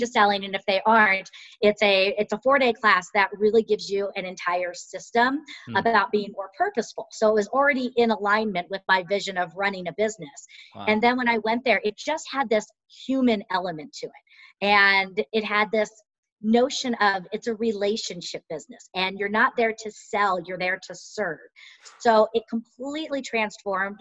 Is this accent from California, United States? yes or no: yes; California, United States; moved away as an adult; now in Colorado, United States; So I was born and raised in California and relocated here to Colorado back in the mid-90s.